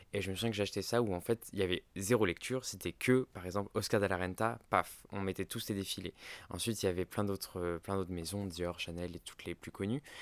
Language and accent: French; Ardèche, Auvergne-Rhône-Alpes, France; J'ai grandi en Ardèche